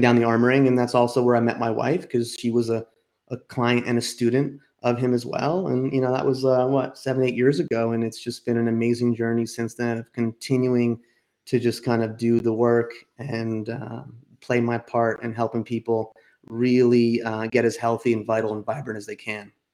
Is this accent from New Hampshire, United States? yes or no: no; outside New York City and New Jersey, United States; moved away as an adult; also born or lived in Boston / California; I grew up outside of New York City and New Jersey